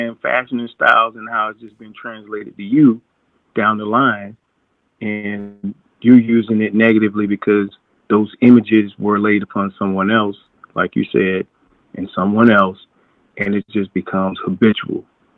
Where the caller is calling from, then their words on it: Orlando, Florida, United States; calling you out of Orlando.